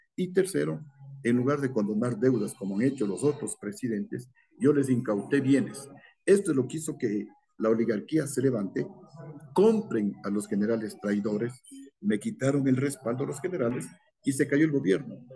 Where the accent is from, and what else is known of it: Ecuador